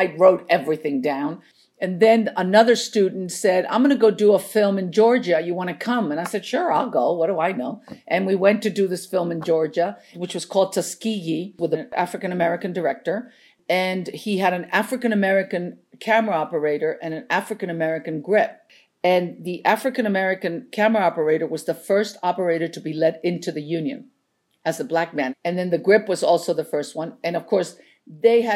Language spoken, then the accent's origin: English; Chile; English is a second language; also born or lived in New York, United States; now in Los Angeles, United States; I'm not from this country. I was born and raised in Chile.